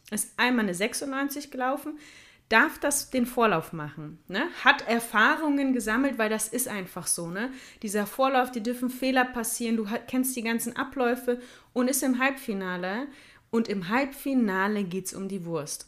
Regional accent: Ruhr area, North Rhine-Westphalia, Germany; bei uns im Ruhrgebiet

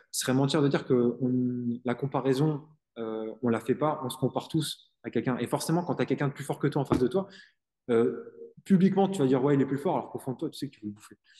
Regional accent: Île-de-France, France; je suis en Est

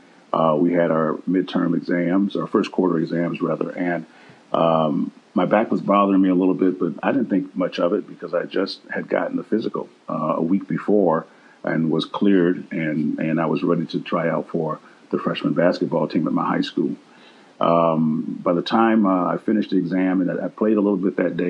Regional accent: Milwaukee, Wisconsin, United States; I'm from Milwaukee, Wisconsin, and I grew up on the north side in the inner city.

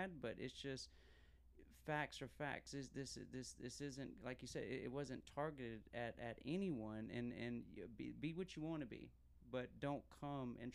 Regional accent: Fairfield, South Carolina, United States; District 41, that's where I live, you know, so I'm from Fairfield

